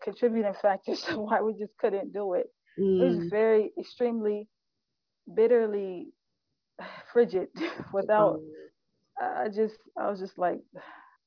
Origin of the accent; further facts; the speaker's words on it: United States; moved away as an adult; as Muslim American